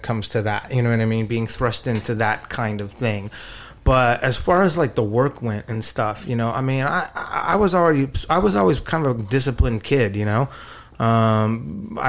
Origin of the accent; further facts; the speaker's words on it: San Antonio, Texas, United States; also born or lived in Dallas / Los Angeles; I grew up here, I grew up in Texas, and I was living in San Antonio, and then I had just moved to Dallas.